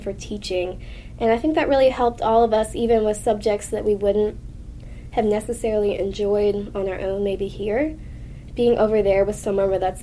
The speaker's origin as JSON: {"language": "English", "town": "Elizabethtown", "region": "Kentucky", "country": "United States", "said": "I'm from Elizabethtown, Kentucky."}